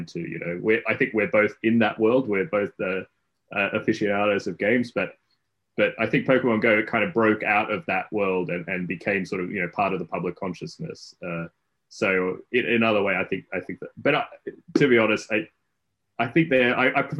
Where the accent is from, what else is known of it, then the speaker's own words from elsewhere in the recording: Australia; moved away as an adult; now in Cambridge, United Kingdom; I'm originally Australian and grew up there